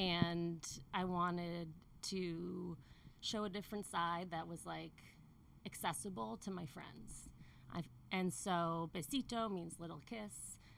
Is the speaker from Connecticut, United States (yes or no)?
yes; Connecticut, United States; moved away as an adult; also born or lived in New York; now in California, United States; Connecticut, and I lived in New York before California.